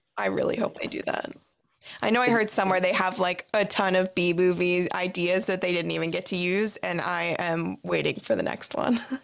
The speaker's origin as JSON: {"language": "English", "area": "Tampa Bay area", "region": "Florida", "country": "United States", "tie": "born or raised there", "said": "I grew up in the Tampa Bay area"}